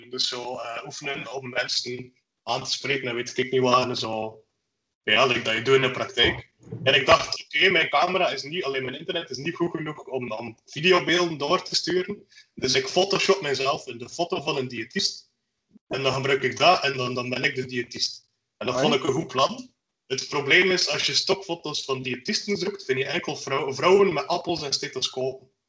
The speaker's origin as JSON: {"language": "Dutch", "region": "Flanders", "country": "Belgium", "said": "Ja, als West-Vlaming heb je botten nodig."}